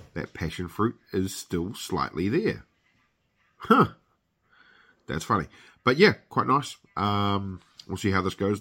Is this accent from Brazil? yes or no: no; New Zealand; I am a Kiwi